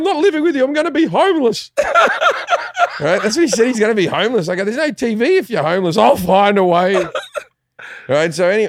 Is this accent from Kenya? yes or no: no; Australia; moved away as an adult; also born or lived in England; now in Los Angeles, United States; Growing up in Australia is funny. Like, I love Australia. I still call Australia home. And, you know, I go back at least once a year for a month.